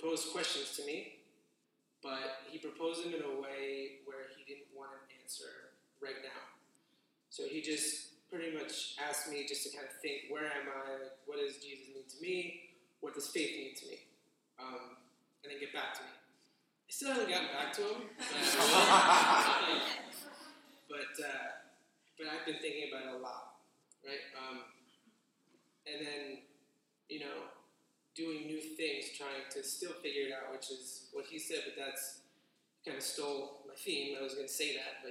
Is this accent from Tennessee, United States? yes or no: no; New York, United States; moved away as an adult; now in San Diego, United States; I'm a New Yorker, born and raised.